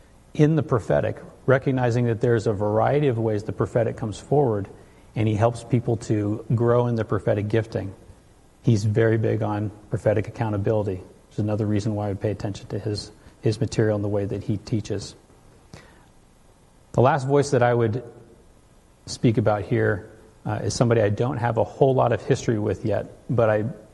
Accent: California, United States; Where I grew up in California, Kim would come through our church

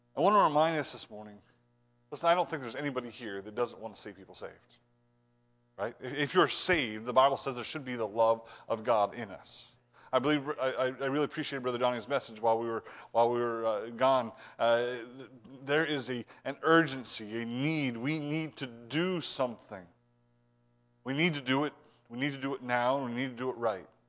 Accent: Ohio, United States; I'm from Ohio

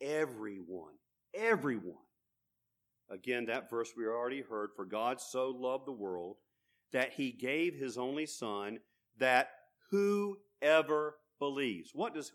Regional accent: Hamlet, North Carolina, United States; it happened in the little church I grew up in Hamlet, North Carolina, a little Methodist church I grew up in.

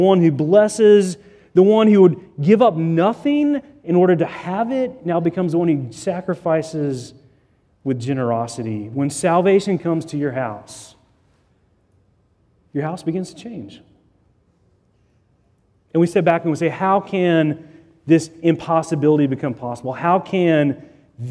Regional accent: Chattanooga, Tennessee, United States; I grew up in Chattanooga, Tennessee

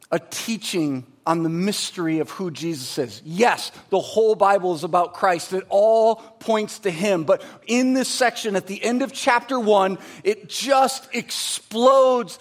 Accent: Michigan, United States; I'm from Michigan, so it's pop

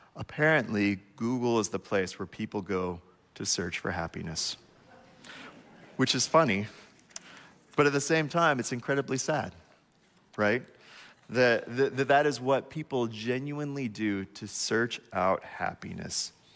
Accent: United States; As an American

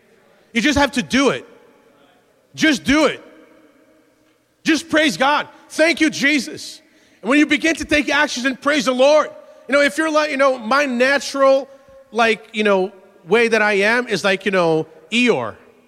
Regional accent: Brazil; born there; and I was born in Brazil. And for a long time, I loved cold weather.

